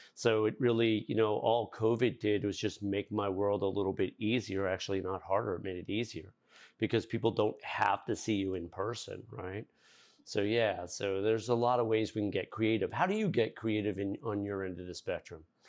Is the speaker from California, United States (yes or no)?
no; Fairfield County, Connecticut, United States; moved away; I'm from Fairfield County originally